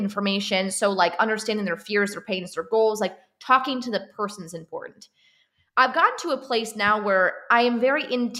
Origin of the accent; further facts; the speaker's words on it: Chicago, Illinois, United States; We're in like the cornfields and cows section of the Illinois. So we're not in city.